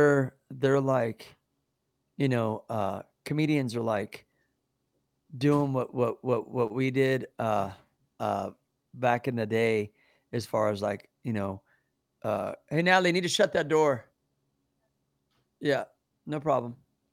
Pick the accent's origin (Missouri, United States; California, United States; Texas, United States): Missouri, United States; Kansas City; moved away; I'm from Kansas City.